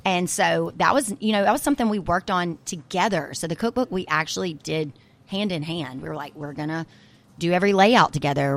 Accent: Brookhaven, Mississippi, United States; moved away; I'm actually gonna go back to my hometown once a week and bring the little food truck and do events for my actual hometown people in Brookhaven, Mississippi

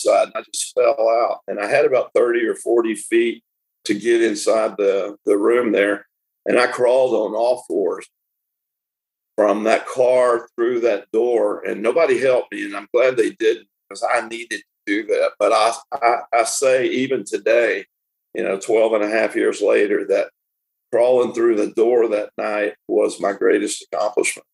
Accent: Tyler, Texas, United States; I was born in Tyler, Texas

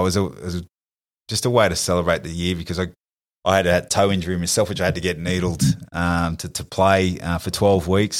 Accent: New South Wales, Australia; we're from New South Wales

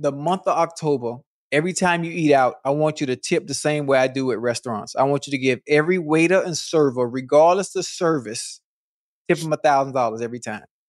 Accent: Miami, Florida, United States; I'm from Miami.

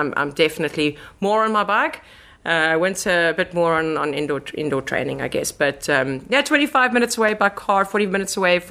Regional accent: South Africa; moved away as an adult; now in Netherlands; I am proudly South African and moved to the Netherlands roughly 3.5 years ago

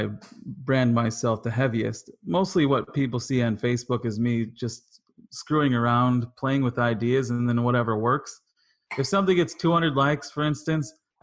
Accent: Wisconsin, United States; now in Los Angeles, United States; I'm from Wisconsin

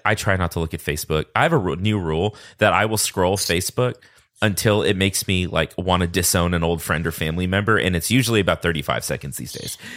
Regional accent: Texas, United States; I grew up in Texas

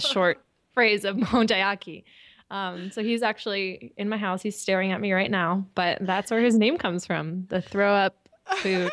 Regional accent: California, United States; moved away as an adult; also born or lived in Japan; I'm from California

